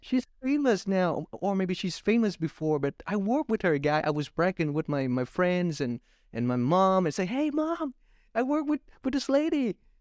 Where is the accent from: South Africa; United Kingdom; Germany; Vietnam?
Vietnam; my home country, Vietnam, again, 'cause I'm a Vietnamese guy